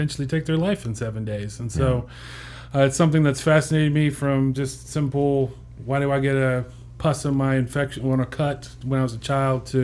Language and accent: English; Odessa, Texas, United States; moved away as an adult; also born or lived in Lubbock, Texas; now in Birmingham, United States; I'm born and bred in West Texas. So I went to high school in Odessa, Texas, went to college in Lubbock, Texas.